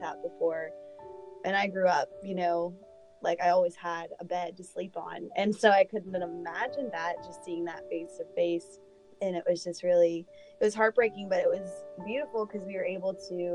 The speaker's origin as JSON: {"language": "English", "town": "Murrysville", "region": "Pennsylvania", "country": "United States", "tie": "born or raised there", "said": "I grew up in Murraysville area"}